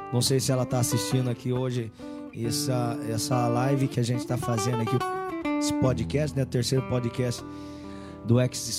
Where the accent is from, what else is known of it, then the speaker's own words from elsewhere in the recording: Pereira Barreto, São Paulo, Brazil; also born or lived in Mato Grosso; a gente é de Pereira Barreto